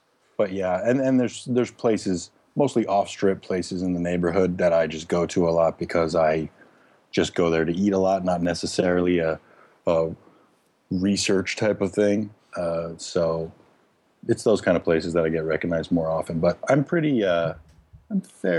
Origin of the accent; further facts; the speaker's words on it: Las Vegas, Nevada, United States; also born or lived in Eugene, Oregon, United States; I was born in Eugene, Oregon, and my family moved to Las Vegas in 1987 when I was 10 years old.